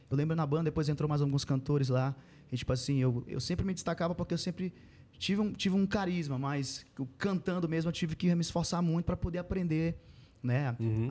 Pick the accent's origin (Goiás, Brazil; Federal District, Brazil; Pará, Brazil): Pará, Brazil; Mãe do Rio; eu sou de Mãe do Rio, a cidade de Mãe do uhum. Rio